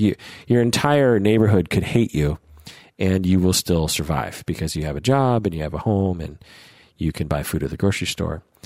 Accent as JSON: {"language": "English", "country": "United States", "accent": "American", "said": "my American accent"}